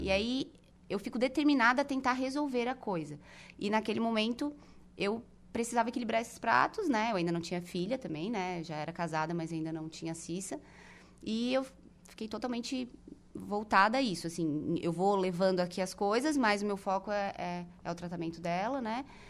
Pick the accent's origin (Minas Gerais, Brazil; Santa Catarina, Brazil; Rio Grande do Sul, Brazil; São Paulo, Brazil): Santa Catarina, Brazil; Araranguá; now in Florianópolis, Brazil; tive minha infância muito feliz aqui em Aranaguá, na rua